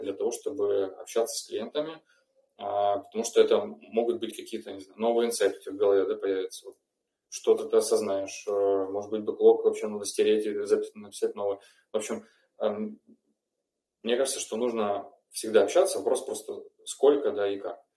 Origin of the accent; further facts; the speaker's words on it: Rostov-on-Don, Rostov Oblast, Russia; я из Ростова